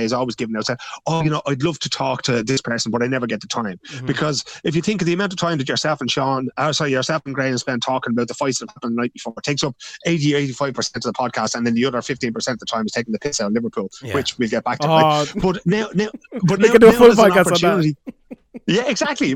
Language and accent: English; Ireland; moved away; as the Irish abroad